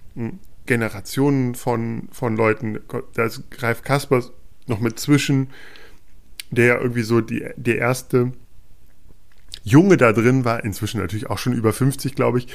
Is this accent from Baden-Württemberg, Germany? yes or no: no; Peine, Lower Saxony, Germany; Ich komme aus Peine. Oder ich bin in Peine zur Schule gegangen. In der Nähe aufgewachsen.